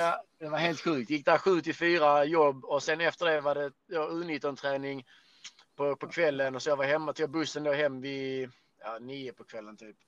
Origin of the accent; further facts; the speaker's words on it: Skåne, Sweden; vi skåningar